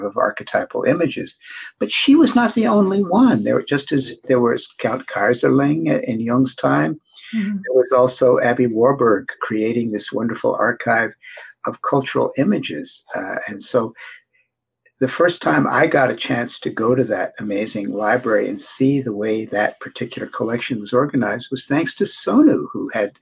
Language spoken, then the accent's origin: English; United States; being an American